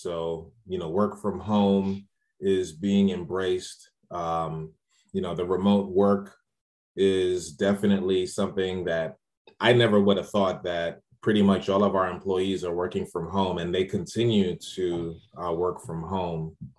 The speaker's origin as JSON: {"language": "English", "town": "Largo", "region": "Maryland", "country": "United States", "said": "And I'm like, yeah, I'm from Largo, Maryland."}